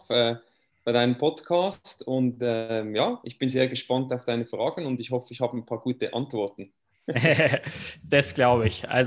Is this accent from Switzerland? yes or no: yes; Switzerland; Ja, den Namen sage ich jetzt nicht mehr … Ich komme aus der Schweiz. Äh, das muss ich wohl nicht erklären, das hört man ja ähm, ein bisschen.